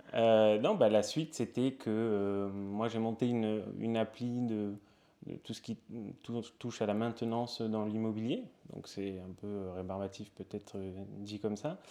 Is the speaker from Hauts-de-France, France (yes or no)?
no; Perpignan, Occitania, France; moved away as an adult; also born or lived in Toulouse / Spain; now in Paris, France; Je viens de Perpignan